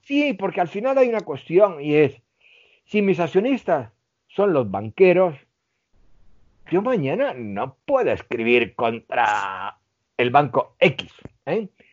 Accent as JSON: {"language": "Spanish", "region": "Melilla", "country": "Spain", "tie": "born or raised there", "moved": "yes", "said": "soy del norte de África, me he criado con judíos, eh, con hindúes, eh, con musulmanes"}